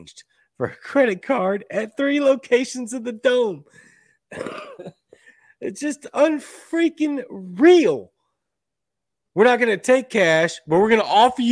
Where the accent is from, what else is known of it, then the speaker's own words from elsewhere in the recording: Louisiana, United States; my home state sports teams